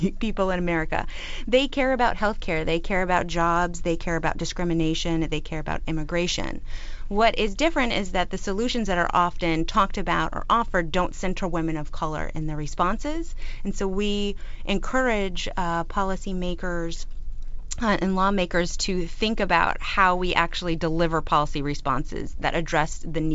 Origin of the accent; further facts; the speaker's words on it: Florida, United States; We're both from Florida